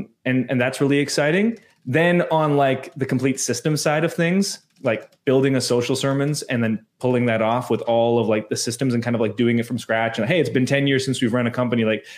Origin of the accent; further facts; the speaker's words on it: Canada; I am Canadian. I understand we are more progressive typically this side of the continent.